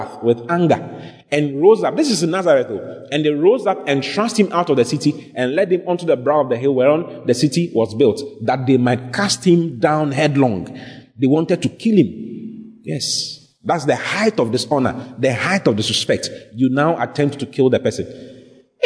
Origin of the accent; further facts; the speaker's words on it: Ghana; I'm from Ghana